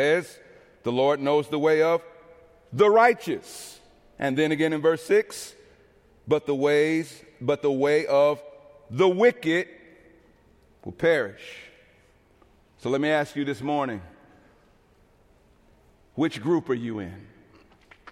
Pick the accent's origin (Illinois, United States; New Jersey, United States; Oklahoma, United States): Illinois, United States; East St. Louis; moved away as an adult; also born or lived in Minneapolis, Minnesota; City of Joy Fellowship in my hometown of East St. Louis